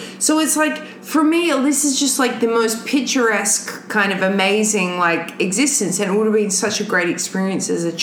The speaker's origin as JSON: {"language": "English", "country": "Australia", "said": "here I am from Bumfucksville, Australia."}